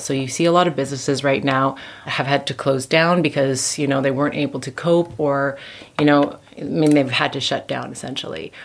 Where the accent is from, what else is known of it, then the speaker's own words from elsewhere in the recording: Canada; moved away as an adult; now in Vienna, Austria; I'm originally from Canada.